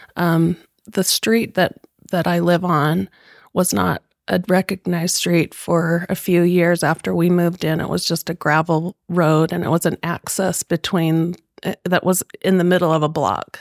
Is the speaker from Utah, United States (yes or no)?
yes; Millcreek, Utah, United States; also born or lived in Florida; both of us are Mill Creek lifers